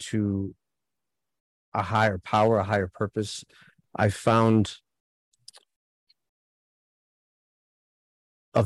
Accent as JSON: {"language": "English", "town": "New York City", "region": "New York", "country": "United States", "tie": "born or raised there", "said": "I grew up in New York City"}